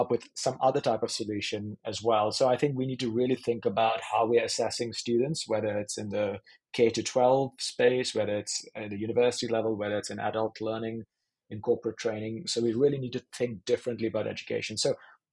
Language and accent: English; India; moved away; I grew up in India, in the education system there